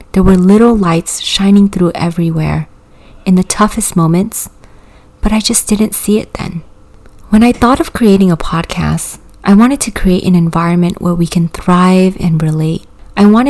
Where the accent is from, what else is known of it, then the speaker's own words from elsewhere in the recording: California, United States; English is a second language; also born or lived in Vietnam; My little family and I immigrated from Vietnam to California in the winter of 1998 with little to no money. I was 8 years old and didn't speak a speck of English